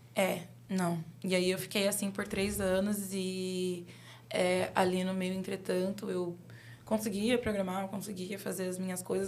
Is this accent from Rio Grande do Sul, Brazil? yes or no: no; São Paulo, Brazil; eu sou de Guaianazes